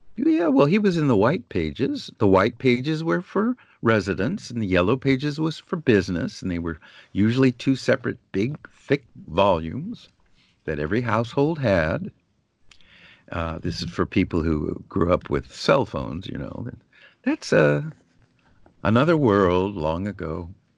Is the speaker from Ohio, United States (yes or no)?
no; San Diego, California, United States; now in Los Angeles, United States; I grew up in San Diego, California, delightful place to grow up